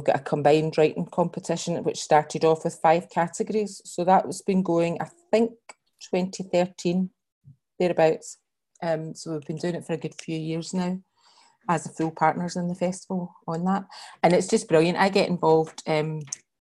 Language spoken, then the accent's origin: English; Glasgow, Scotland, United Kingdom; I grew up in Glasgow